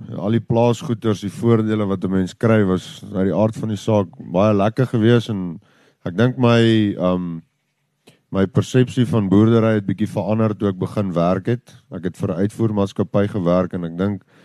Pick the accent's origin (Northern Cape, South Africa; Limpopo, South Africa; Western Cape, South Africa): Limpopo, South Africa; Letsitele; ons is hier so in Letsetelli op uh hier so in die pakhuis en uh ja, ek het hier groot geword.